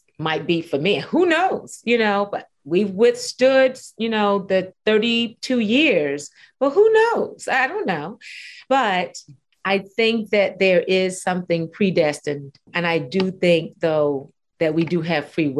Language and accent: English; New York City, New York, United States; we grew up in Brooklyn